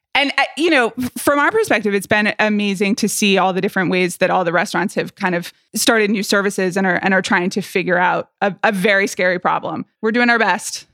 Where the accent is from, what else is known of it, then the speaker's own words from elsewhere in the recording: Atlanta, Georgia, United States; moved away; growing up in Atlanta, Georgia